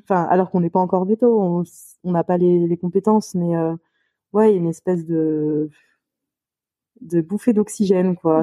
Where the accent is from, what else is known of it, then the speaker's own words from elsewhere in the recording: Lyon, Auvergne-Rhône-Alpes, France; je suis lyonnaise, du coup, je suis, je née à Lyon